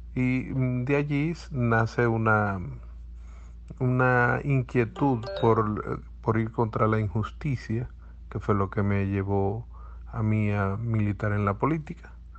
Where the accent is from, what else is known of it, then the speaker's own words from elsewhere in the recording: Zulia, Venezuela; el producto de un hogar zuliano